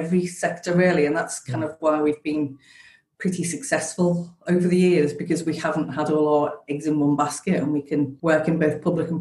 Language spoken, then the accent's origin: English; Liverpool, North West England, United Kingdom; Liverpool with it being my hometown.